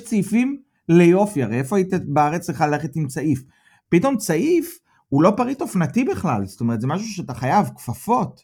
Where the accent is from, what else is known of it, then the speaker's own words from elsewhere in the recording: Petah Tikva, Central District, Israel; moved away as an adult; now in Germany; מפתח תקווה